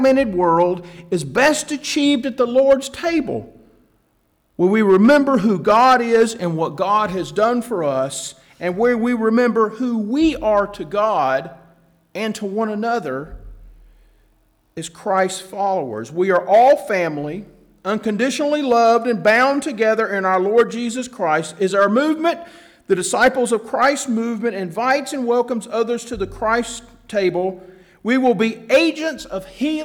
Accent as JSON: {"language": "English", "town": "Atlanta", "region": "Georgia", "country": "United States", "tie": "born or raised there", "said": "growing up in Atlanta"}